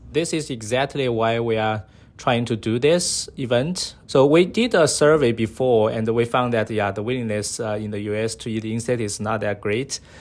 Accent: Sichuan, China; now in San Diego, United States; I was from China, so my hometown is, uh, Sichuan Province, uh, in the southwest of, uh, China

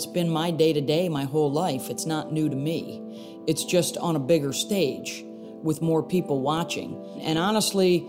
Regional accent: Syracuse, New York, United States; I grew up in Syracuse, New York

